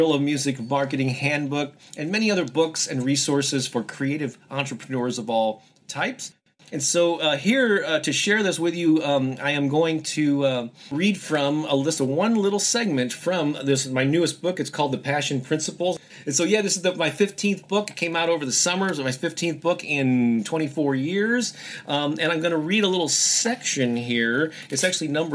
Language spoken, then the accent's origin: English; St. Louis, Missouri, United States; I published a music newspaper here in my hometown of St. Louis